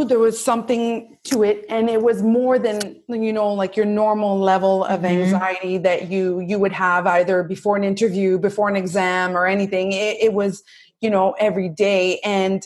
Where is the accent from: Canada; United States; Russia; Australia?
Canada; Brampton, Ontario; moved away as an adult; now in Montreal, Canada; I am from actually Ontario. I'm from Brampton, but I moved when I went to McGill around 18 years old. I just stayed in Montreal and I've made it my home ever since